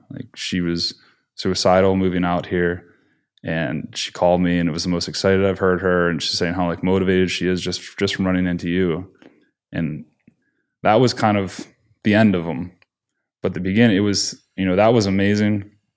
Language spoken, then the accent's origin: English; Pennsylvania, United States; I grew up in Pennsylvania